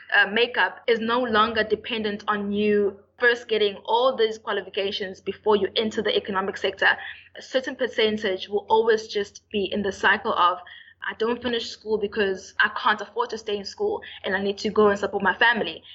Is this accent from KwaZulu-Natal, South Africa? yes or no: yes; Durban, KwaZulu-Natal, South Africa; UKZN, I'm from Durban